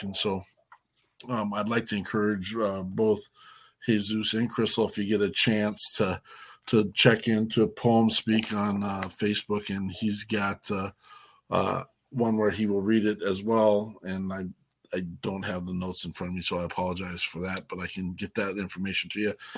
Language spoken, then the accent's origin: English; Wyoming, United States; I'm a hillbilly from Wyoming